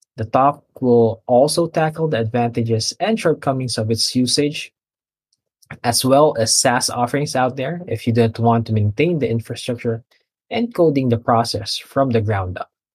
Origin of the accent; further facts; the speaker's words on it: Philippines; from the Philippines